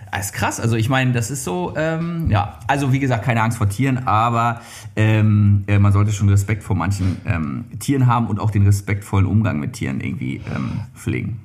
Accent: Mecklenburg-Vorpommern, Germany; ich bin ja äh, auf dem Bauernhof groß geworden

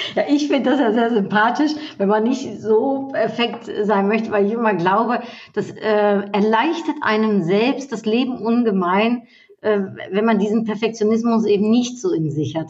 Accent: Netherlands; now in Germany; als Niederländerin und in Deutschland

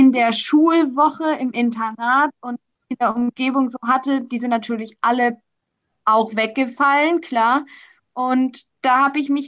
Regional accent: Karlsruhe, Baden-Württemberg, Germany; ich komme aus Karlsruhe, mache zurzeit eine Ausbildung im mittleren Verwaltungsdienst.

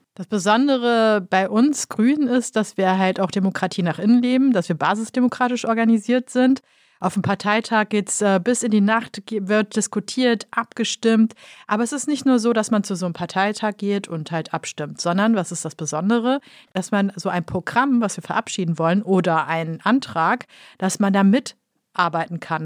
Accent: Kassel, Hesse, Germany; in Kassel, meinem Geburtsort

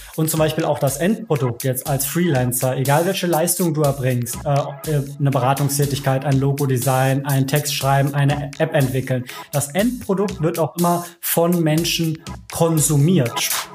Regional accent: Cologne, North Rhine-Westphalia, Germany; gebürtiger Kölner

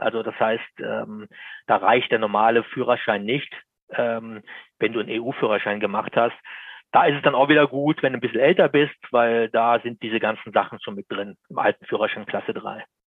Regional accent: Lower Bavaria, Germany; bei uns in Niederbayern, ich komme aus Niederbayern, da ist es sehr schön

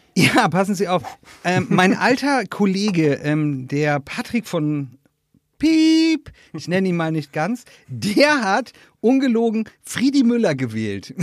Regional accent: Northern Germany, Germany; moved away; in meiner alten Heimat äh, Norddeutschland

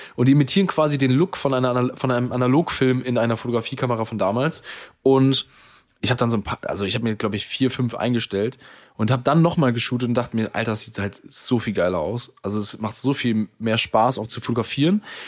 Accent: Germany; ich bin selber Deutscher

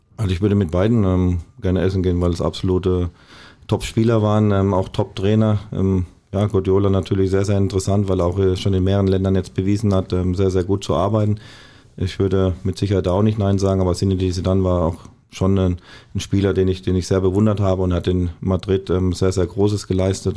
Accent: Wertheim, Baden-Württemberg, Germany; now in Bochum, Germany; Wertheim ist natürlich meine Heimat

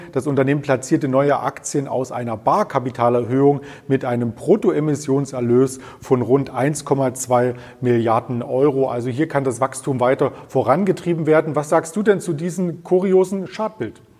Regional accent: Thuringia, Germany; Ich bin Thüringer und stehe jeden Tag am Grill

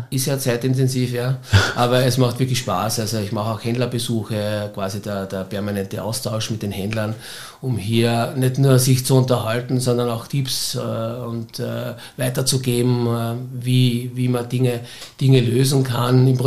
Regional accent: Styria, Austria; now in Vienna, Austria; viele sagen, äh, du als Steirer kannst doch nicht in Wien bei einem Fußballclub quasi Fan sein.

